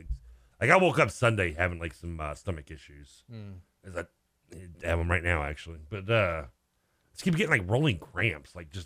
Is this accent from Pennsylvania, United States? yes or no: yes; Philadelphia, Pennsylvania, United States; We don't care. We're from Philly, bleeping Philly.